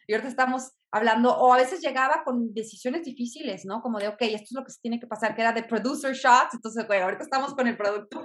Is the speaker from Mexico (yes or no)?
yes; Mexico; yo en lo personal como mujer mexicana